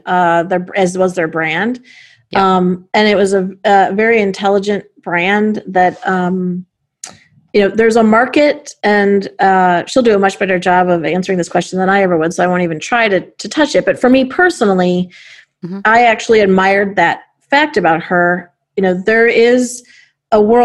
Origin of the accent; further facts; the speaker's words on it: Chicago, Illinois, United States; as a Chicagoan, as a CEO, and as a woman.